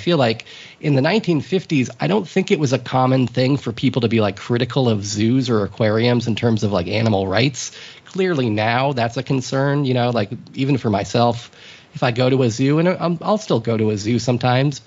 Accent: United States; I'm an American

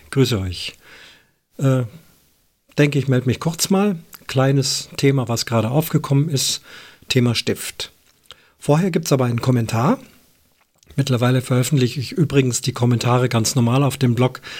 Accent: Switzerland; Aber auch bei uns in der Schweiz gab es solche Tendenzen mit den Bayern als Vorbild.

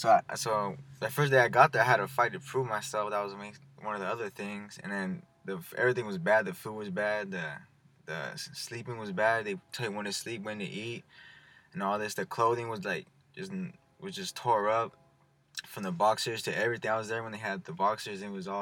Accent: Madera, California, United States; also born or lived in Colorado; I came in about fourth grade, moved

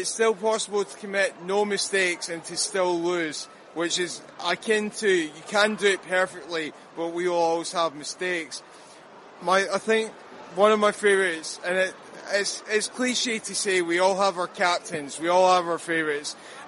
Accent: Glasgow, Scotland, United Kingdom; Scotland, Glasgow.

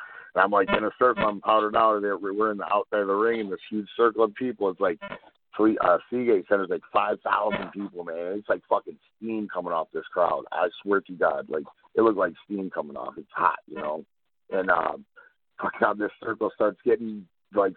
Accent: Detroit, Michigan, United States; I'm from Detroit

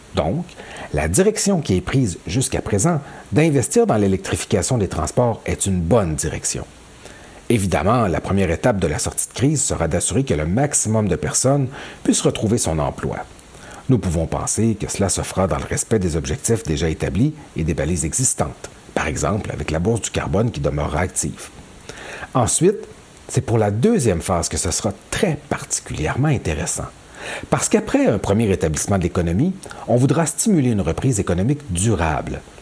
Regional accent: Quebec, Canada; Chez nous, au Québec

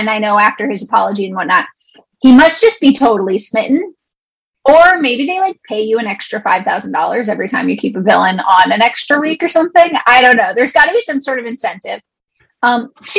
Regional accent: New York, United States; I'm actually from New York, like New York State

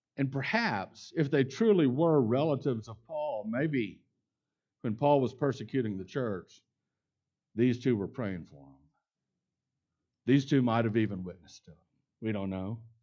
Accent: Houston and Dallas, Texas, United States; also born or lived in Lubbock, Texas; I grew up in Houston and Dallas. The smallest town that I ever lived in growing up was Lubbock, Texas

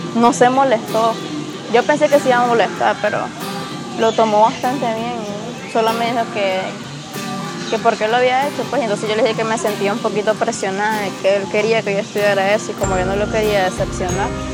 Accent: Masaya, Nicaragua; soy originaria de Masaya

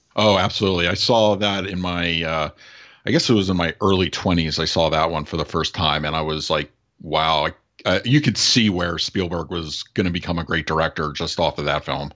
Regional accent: Los Angeles, California, United States; moved away; I'm originally from the Los Angeles area. I grew up out there.

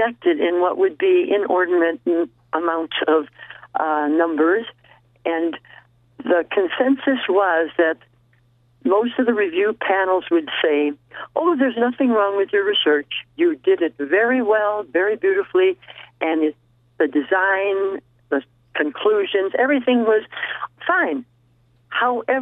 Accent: Milwaukee, Wisconsin, United States; moved away as an adult; also born or lived in Oshkosh, Wisconsin / St. Cloud, Minnesota; now in Las Vegas, United States; I was born in Milwaukee, Wisconsin. So most of my early years, early college years and teaching experiences were all in the Midwest

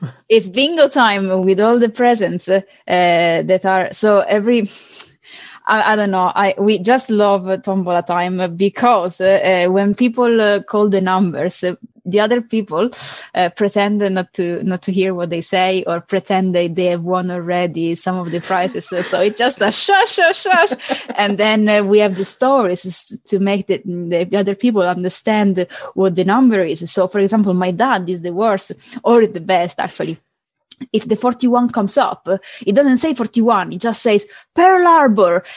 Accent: Palermo, Sicily, Italy; English is a second language; I'm from Palermo, I'm from Sicily

